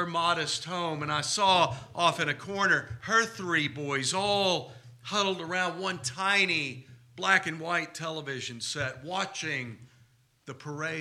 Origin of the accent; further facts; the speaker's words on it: Texas, United States; what I grew up with here in Texas